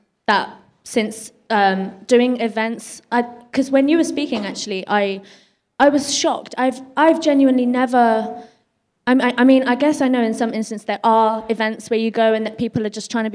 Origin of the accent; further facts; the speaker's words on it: Luton, East of England, United Kingdom; moved away as an adult; now in London, United Kingdom; I was in my hometown of Luton.